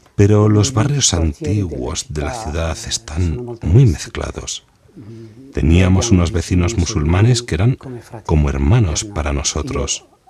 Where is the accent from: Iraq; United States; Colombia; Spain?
Iraq; Mosul, Nineveh; moved away as an adult; now in Rome, Italy; soy de Mosul, Irak.